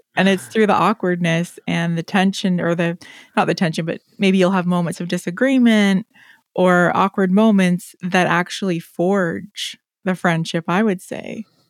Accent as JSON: {"language": "English", "country": "Canada", "said": "I will own it as a Canadian"}